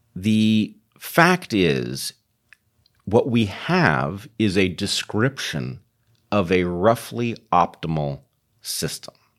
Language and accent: English; United States; I am an American tied back to George Washington